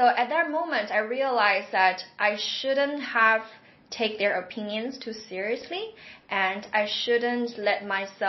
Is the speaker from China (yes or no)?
yes; Xiamen, Fujian, China; moved away as an adult; also born or lived in Hong Kong; now in Bangkok, Thailand; I was born in Xiamen. So it's an island very near to Taiwan Strait. And so it's not a first tier city. It's not Beijing, Shanghai, Guangzhou, those world famous cities. So my hometown is the second tier city.